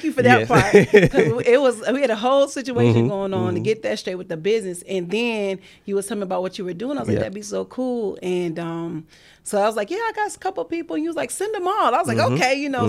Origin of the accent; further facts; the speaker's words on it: Pawleys Island, South Carolina, United States; Originally, Pawleys Island, South Carolina.